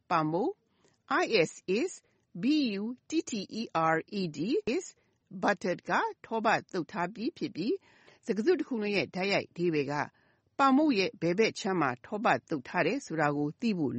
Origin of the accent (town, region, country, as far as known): Myanmar